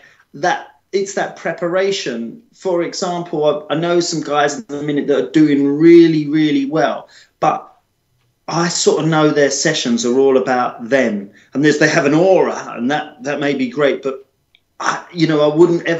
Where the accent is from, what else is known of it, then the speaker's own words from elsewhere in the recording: United Kingdom; as British people